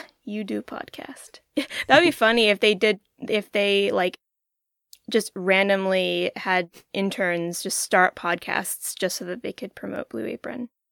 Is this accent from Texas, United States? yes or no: no; West Virginia, United States; growing up in West Virginia